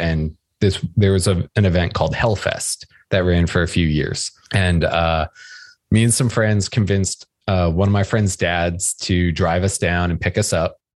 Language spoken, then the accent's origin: English; outside New York City, United States; I grew up outside New York City